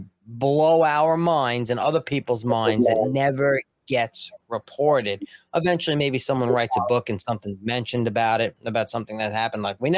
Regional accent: Long Island, New York, United States; I'm from Long Island. I just want my cup of coffee.

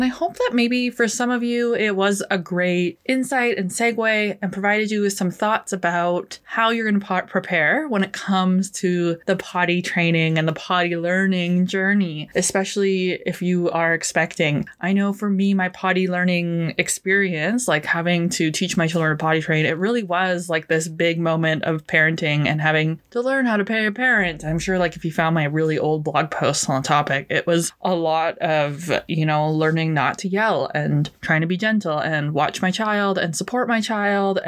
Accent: Canada; as a Canadian

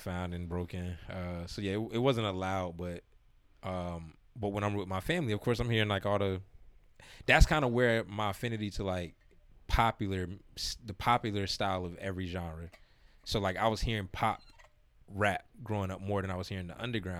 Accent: South Florida, United States; moved away; growing up in South Florida

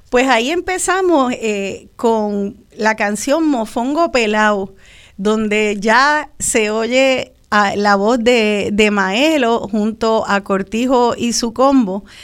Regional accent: Puerto Rico; Tanto de lo que pensamos que, ah, pues esto me identifica como boricua, es herencia de, nuestra... E-, es, afrodescendencia.

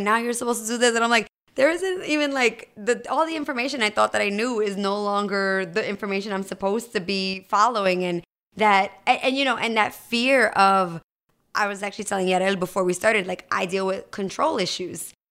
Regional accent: New Jersey, United States; moved away; I'm originally from New Jersey

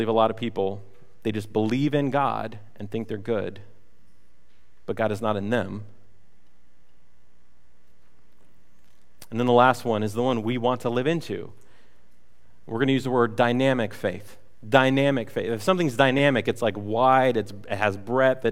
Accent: United States; we grew up in America, which is called the Christian nation

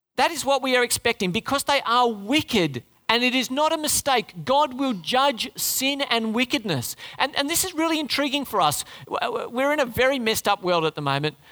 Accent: Sydney, New South Wales, Australia; moved away; also born or lived in Darwin / Oran Park; I was born in Sydney

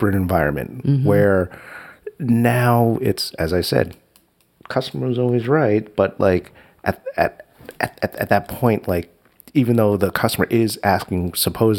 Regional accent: New York City, New York, United States; Jackson Heights, New York City

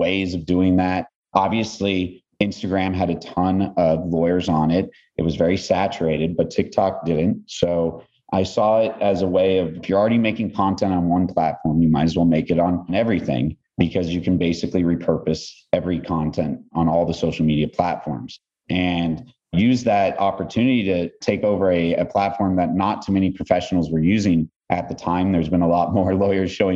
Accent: Los Angeles, California, United States; I'm from Los Angeles, Southern Cal native

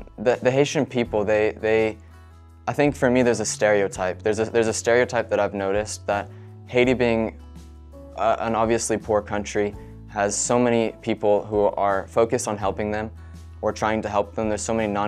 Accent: Cowichan Valley, British Columbia, Canada; I grew up in the Cowichan Valley here going to New Life Church.

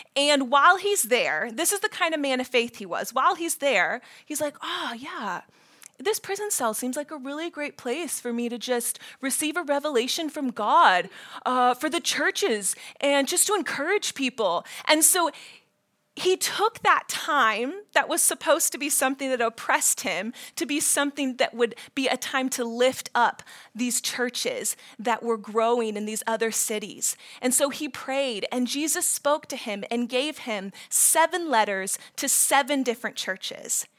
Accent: Ohio, United States; moved away as an adult; also born or lived in Florida / Washington, D.C.; I'm from Ohio.

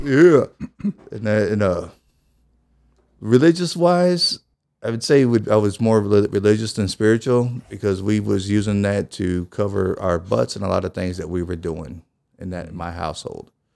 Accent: East St. Louis, Illinois, United States; also born or lived in Belleville, Illinois; I was born and raised in East Saint Louis

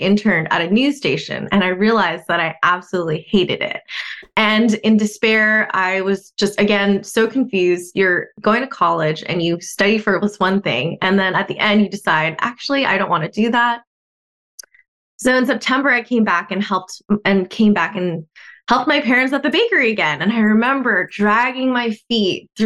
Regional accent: Southern California, United States; I was born here in Southern California, just another Southern California girl.

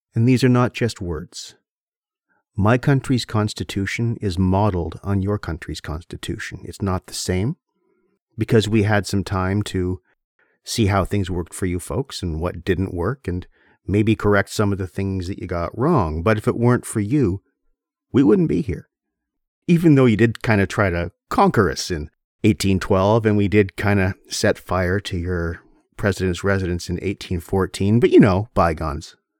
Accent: Canada; I am Canadian

